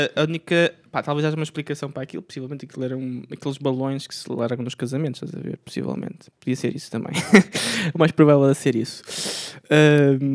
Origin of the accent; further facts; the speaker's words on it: Aveiro, Aveiro District, Portugal; moved away; eu venho da Aveiro